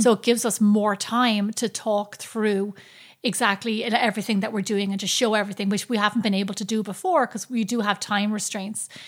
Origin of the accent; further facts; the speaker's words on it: Ireland; growing up in Ireland